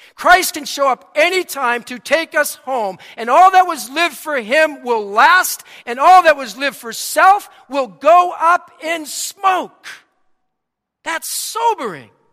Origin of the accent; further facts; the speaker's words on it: Boston, Massachusetts, United States; accent: Boston; my Boston accent